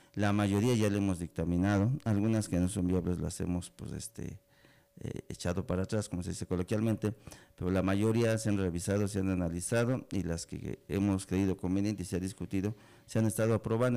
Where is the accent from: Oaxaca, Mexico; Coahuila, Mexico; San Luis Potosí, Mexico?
Oaxaca, Mexico; Betaza; yo soy de comunidad, yo soy de aquí de la sierra, soy de Betaza